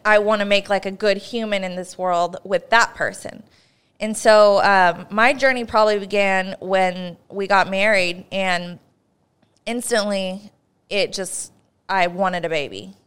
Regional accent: Northern California, United States; we're both from Northern California

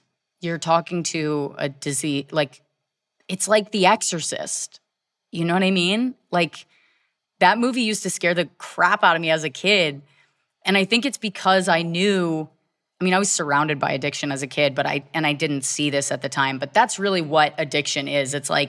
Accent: Virginia, United States; I grew up in Virginia.

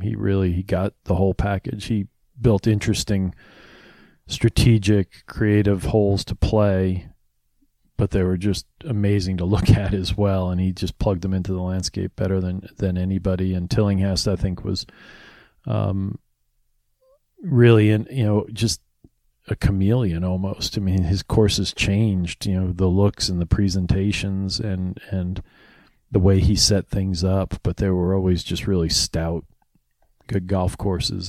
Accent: New York, United States; moved away as an adult; now in Philadelphia, United States; I grew up in New, uh, in New York, but we've lived in Philadelphia

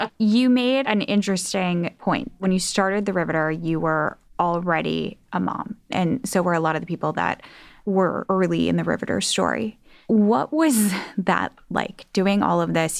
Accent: Midwest, United States; I'm from the Midwest too.

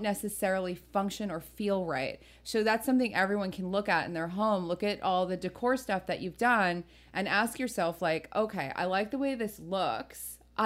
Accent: New Jersey, United States; I'm from Jersey, so I grew up with like everyone having plastic on their couches

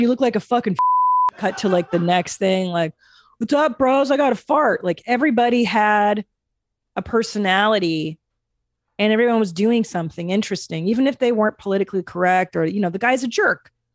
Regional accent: Los Angeles, California, United States; some other places I frequented as a child growing up in the San Fernando Valley

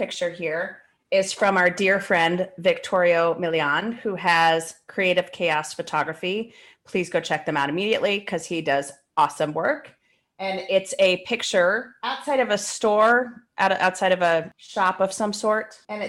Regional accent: Arizona, United States; I'm from Arizona.

